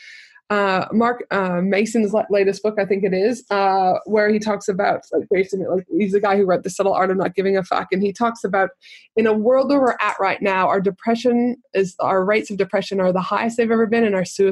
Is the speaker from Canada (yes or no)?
yes; Canada; growing up in Canada